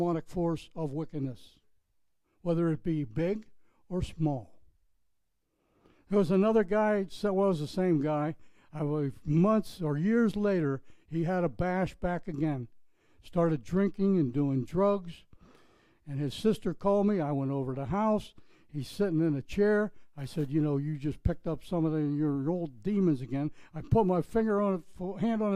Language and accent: English; Pennsylvania, United States; moved away; back in my hometown of Pennsylvania